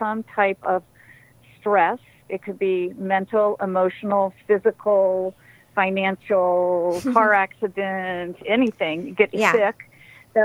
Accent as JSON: {"language": "English", "region": "Maryland", "country": "United States", "said": "I am from Maryland."}